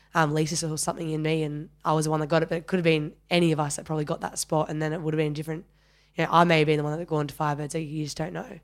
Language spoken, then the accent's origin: English; Penrith, New South Wales, Australia; I grew up out west in, in Penrith. Um, I'm a Westie